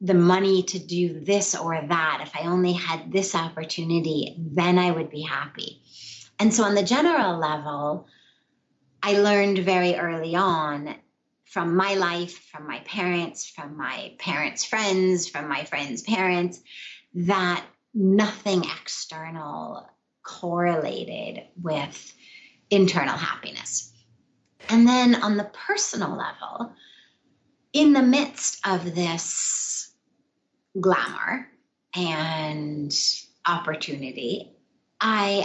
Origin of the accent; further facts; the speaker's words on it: Los Angeles, California, United States; moved away; I grew up in Los Angeles in Hollywood, quite literally. I grew up in Studio City in the what's called the Hollywood Hills